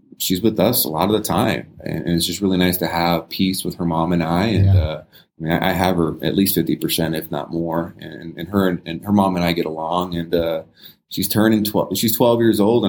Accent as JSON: {"language": "English", "region": "California", "country": "United States", "tie": "born or raised there", "moved": "yes", "lives_now": "Las Vegas, United States", "said": "I grew up in California"}